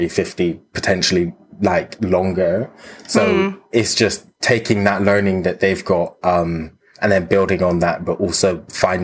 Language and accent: English; Bristol, South West England, United Kingdom; growing up in Bristol